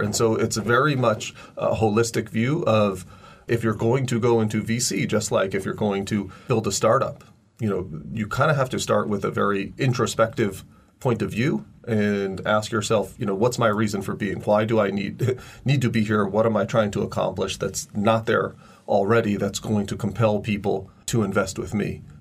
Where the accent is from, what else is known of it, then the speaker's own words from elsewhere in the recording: United States; now in China; I'm now in my 25th year since first moving to China. And, you know, I'm, I'm an American